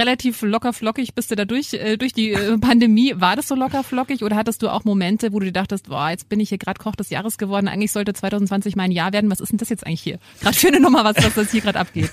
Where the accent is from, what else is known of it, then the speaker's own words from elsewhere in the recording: Germany; bei uns in Deutschland